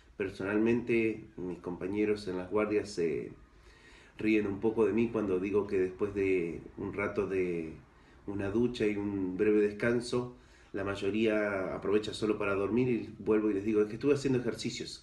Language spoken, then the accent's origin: Spanish; Argentina; now in Ceuta, Spain; originariamente soy argentino, ahí nací